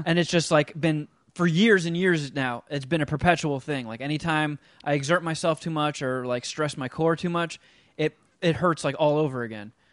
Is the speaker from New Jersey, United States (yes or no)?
yes; New Jersey, United States; moved away; growing up in Jersey